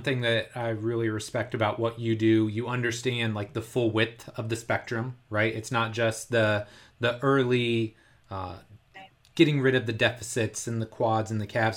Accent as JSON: {"language": "English", "town": "Indianapolis", "region": "Indiana", "country": "United States", "tie": "born or raised there", "said": "the Indianapolis Colts, which is a really popular N F L team, it's my hometown team"}